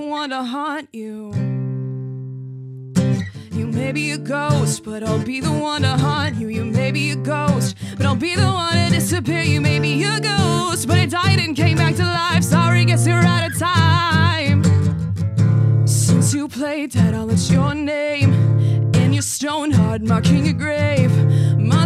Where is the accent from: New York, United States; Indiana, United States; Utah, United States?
Indiana, United States; Greenwood; I'm from Greenwood, far away land called Greenwood